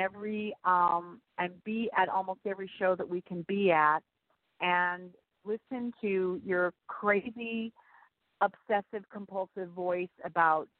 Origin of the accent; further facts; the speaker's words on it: Arizona, United States; also born or lived in Massachusetts; now in New York City, United States; I was raised in Arizona